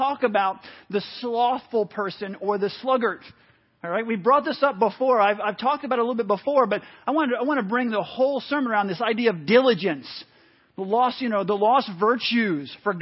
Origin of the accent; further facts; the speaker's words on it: New City, New York, United States; I grew up in New York for most of my life, moved around up through sixth grade, but landed in New York when I was in, like I say, about sixth grade.